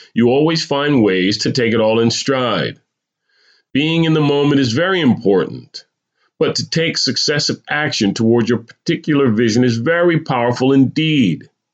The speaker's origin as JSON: {"language": "English", "region": "New Jersey", "country": "United States", "tie": "born or raised there", "also_born_or_lived": "California", "moved": "as an adult", "said": "moving to California after growing up in New Jersey"}